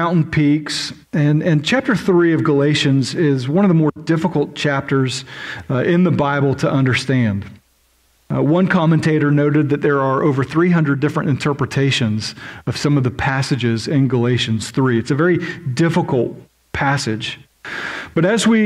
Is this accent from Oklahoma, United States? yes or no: yes; Oklahoma, United States; I'm from Oklahoma, which is just as disgusting visually as Kansas.